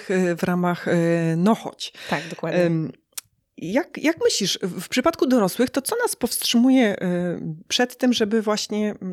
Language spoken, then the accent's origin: Polish; Toruń, Kuyavian-Pomeranian Voivodeship, Poland; now in Warsaw, Poland; Nie, nie jestem z Warszawy. Mhm. Jestem z e, Torunia, jestem